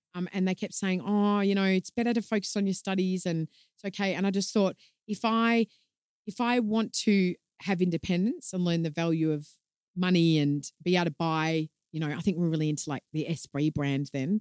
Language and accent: English; Melbourne, Victoria, Australia; moved away; I'm from Melbourne originally